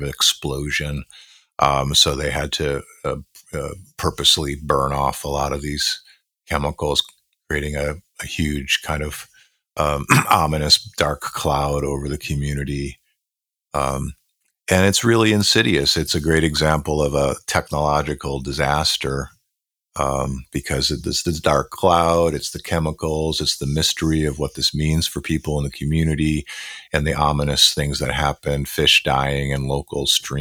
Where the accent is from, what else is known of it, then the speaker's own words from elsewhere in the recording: Buffalo, New York, United States; where I grew up in Western New York, in Buffalo, New York